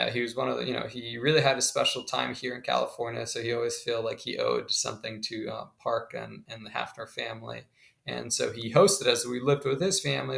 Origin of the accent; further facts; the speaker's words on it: Colombia; English is a second language; now in United States; I grew up originally in Colombia